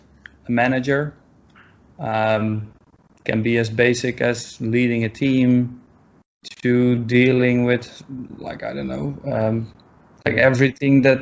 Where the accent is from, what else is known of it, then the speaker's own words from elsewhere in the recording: Amsterdam, North Holland, Netherlands; moved away as an adult; now in New York, United States; I'm from Europe, so I grew up in Amsterdam. I went to university there, and only 2 years ago, I moved to New York.